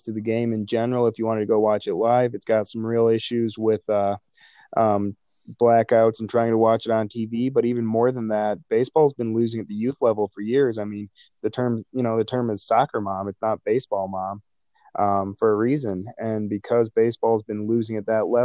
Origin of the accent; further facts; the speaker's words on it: Illinois, United States; I grew up in Illinois